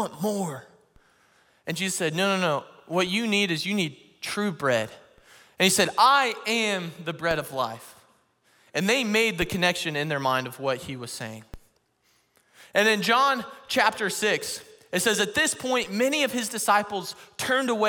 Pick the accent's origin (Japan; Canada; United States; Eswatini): United States; Missouri; I'm from Missouri, and Missouri is known as the show me state.